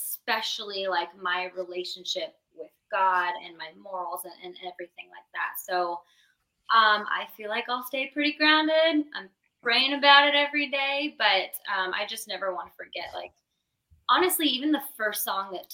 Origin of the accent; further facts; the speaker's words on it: Arizona, United States; moved away as an adult; also born or lived in Gilbert, Arizona; now in Nashville, United States; we're both from Arizona.